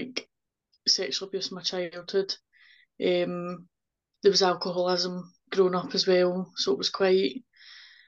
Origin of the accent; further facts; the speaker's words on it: Ayrshire, Scotland, United Kingdom; also born or lived in South Lanarkshire; We're from Ayrshire, so we moved away to South Lanarkshire, and then we stayed there for 4 years, and then we came back